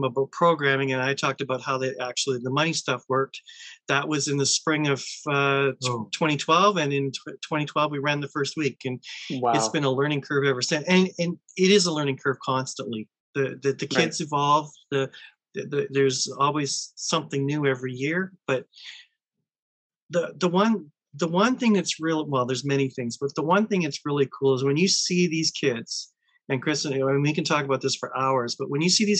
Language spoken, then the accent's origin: English; Thessalon, Ontario, Canada; I'm Thessalon born and bred